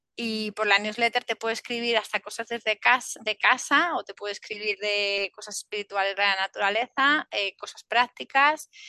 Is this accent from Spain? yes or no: yes; Spain; a nosotros, a la península